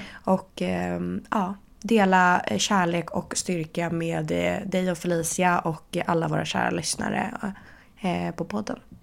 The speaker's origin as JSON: {"language": "Swedish", "town": "Stockholm", "region": "Stockholm County", "country": "Sweden", "moved": "yes", "lives_now": "Paris, France", "said": "hemma i Stockholm"}